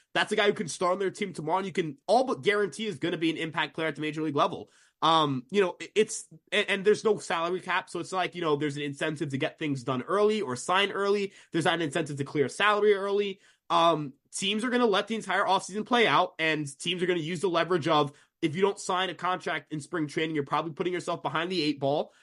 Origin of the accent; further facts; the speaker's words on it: New York, United States; I'm also from New York